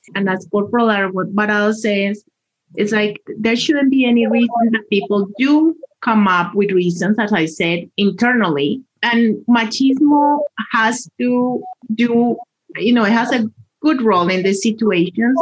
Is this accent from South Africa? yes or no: no; Colombia; moved away as an adult; now in Colorado, United States; I am originally from Colombia and I have been in this wonderful state for more than 20 years